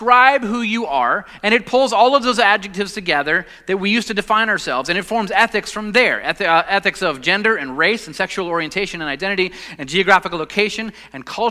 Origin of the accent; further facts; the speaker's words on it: Los Angeles, California, United States; now in Southern United States; I'm a Southerner, I guess, even though I grew up in Los Angeles, but I'm here now.